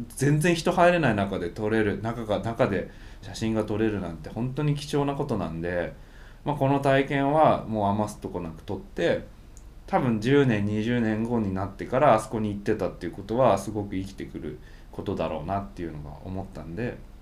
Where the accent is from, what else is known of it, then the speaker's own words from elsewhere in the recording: Japan; 日本から来たんです